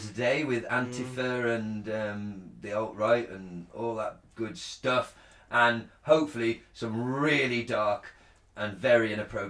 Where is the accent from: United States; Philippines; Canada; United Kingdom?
United Kingdom; Telford, West Midlands; also born or lived in Shrewsbury; Technically, I was born in Shrewsbury. Grew up in Ketley. I'm a Ketley lad, really. Ketley.